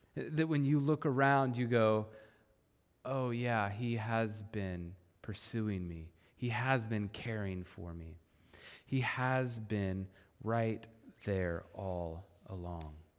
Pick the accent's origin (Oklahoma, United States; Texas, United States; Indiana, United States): Oklahoma, United States; I grew up in Oklahoma